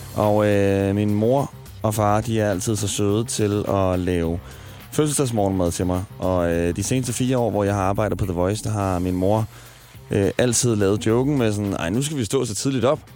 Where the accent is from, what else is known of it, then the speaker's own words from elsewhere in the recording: Smørum, Capital Region of Denmark, Denmark; moved away; i Smørum. Og, øh, der er jeg også vokset op